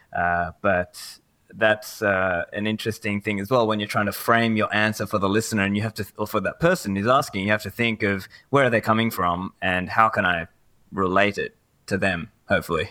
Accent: Sydney, New South Wales, Australia; also born or lived in Sri Lanka; Originally, I'm from Sri Lanka, but I have grown up here in Sydney, Australia

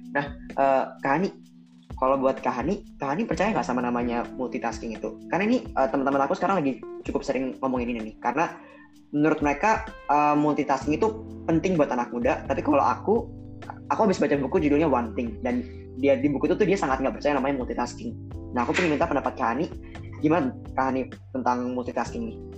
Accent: Bali, Indonesia; moved away; gue dari Bali nih kan ada teman SMA SMP gue di Bali

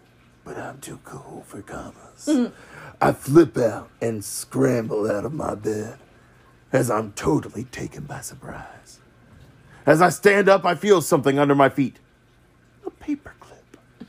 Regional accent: Singapore; And yes, guys, I am from Singapore, and those of you guys who are from there would know, until recently, army camps in Singapore do not allow hand phones with cameras

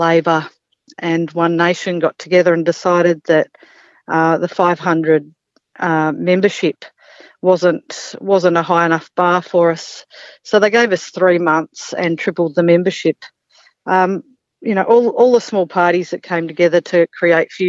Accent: Mornington Peninsula, Victoria, Australia; moved away as an adult; now in Gunbower, Australia; I grew up on the Mornington Peninsula, and in my early 20s, I moved up here

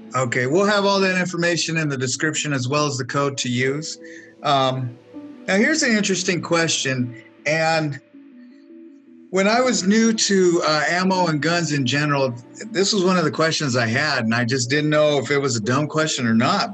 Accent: California, United States; also born or lived in Wyoming; now in Texas, United States; I grew up in in California

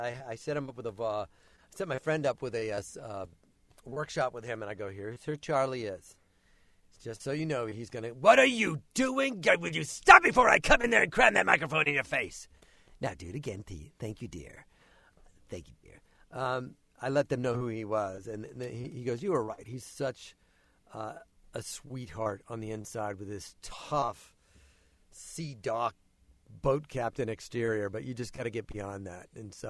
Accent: Glasgow, Scotland, United Kingdom; Like, hey, I'm from Glasgow.

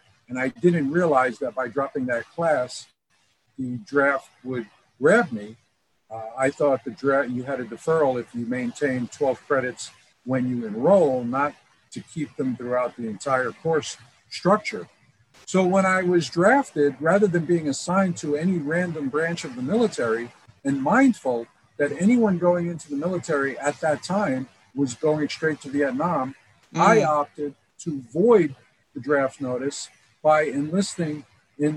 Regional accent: New York City, New York, United States; moved away as an adult; now in Las Vegas, United States; growing up in Brooklyn, going into the Marine Corps, and coming to Las Vegas after my service and building 20 businesses over the course of 45 years

